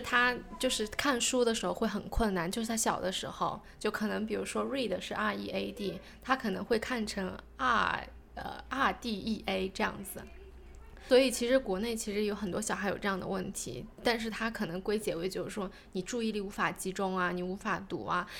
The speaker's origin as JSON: {"language": "Chinese", "country": "China", "moved": "yes", "lives_now": "New Zealand", "said": "我是中国人"}